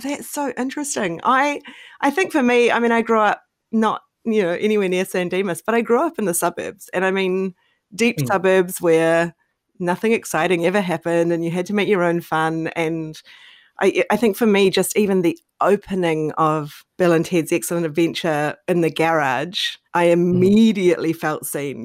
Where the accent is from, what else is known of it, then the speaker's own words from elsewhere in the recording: New Zealand; I grew up in New Zealand.